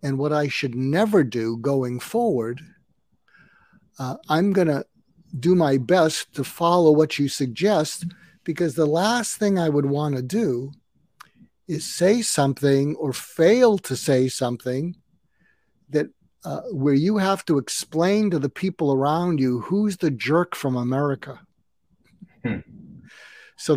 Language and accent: English; California, United States; I'm not only an American, I'm a Californian